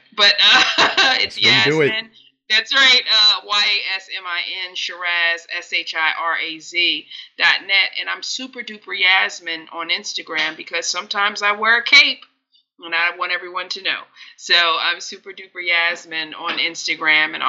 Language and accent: English; Delaware, United States; I grew up in Delaware